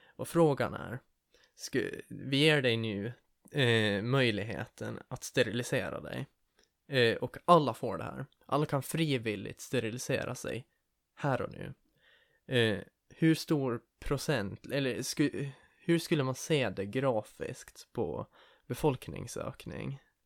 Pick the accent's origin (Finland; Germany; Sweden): Finland; Åland; vi som ålänningar, som finländare